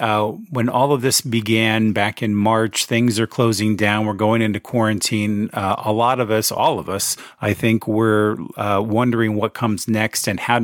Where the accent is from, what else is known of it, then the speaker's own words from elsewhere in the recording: Central Florida, United States; moved away as an adult; also born or lived in Phoenix, Arizona / Pennsylvania; I was born out in Phoenix, Arizona. And then when I was a kid, we moved out to Central Florida. So I went from hot to humid, but never really experienced a season.